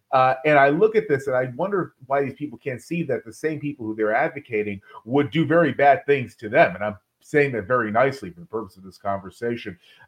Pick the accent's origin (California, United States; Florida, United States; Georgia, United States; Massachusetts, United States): Florida, United States; I'm from Florida and I grew up going to St. Augustine a lot.